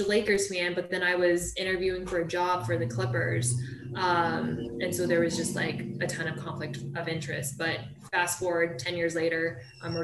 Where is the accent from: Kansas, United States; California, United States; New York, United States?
California, United States; Huntington Beach; I was born and raised in Orange County, California, Huntington Beach